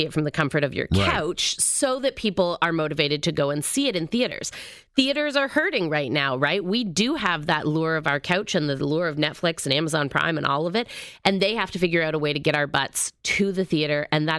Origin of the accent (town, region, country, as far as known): Canada